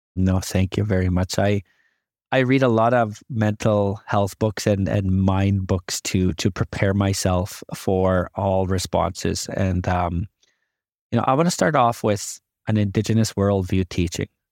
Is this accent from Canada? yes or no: yes; Canada; As a indigenous person, I love being a Canadian